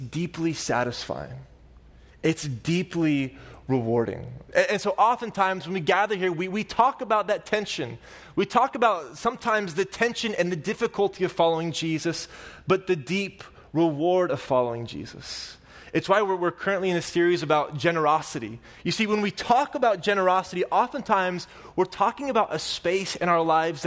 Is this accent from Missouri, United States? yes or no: no; Oklahoma, United States; I'm from Oklahoma